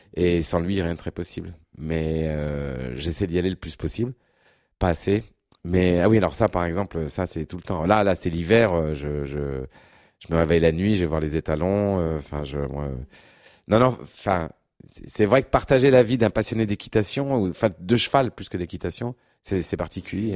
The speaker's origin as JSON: {"language": "French", "area": "Berry, near Châteauroux and Bourges", "region": "Centre-Val de Loire", "country": "France", "tie": "born or raised there", "said": "je suis né, je suis originaire du, du Berry, dans, dans, le centre de la France, pas très loin de Châteauroux, Bourges"}